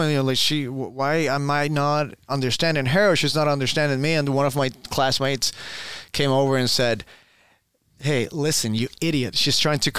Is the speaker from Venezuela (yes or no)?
yes; Venezuela; English is a second language; moved away as an adult; also born or lived in Boston; I was born and raised in Venezuela. I was there until the age of 18.